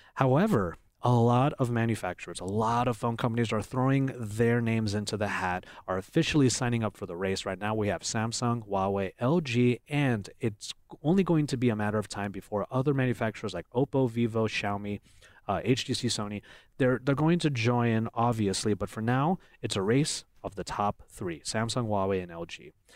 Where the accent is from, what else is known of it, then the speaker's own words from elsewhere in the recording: Philippines; I'm Filipino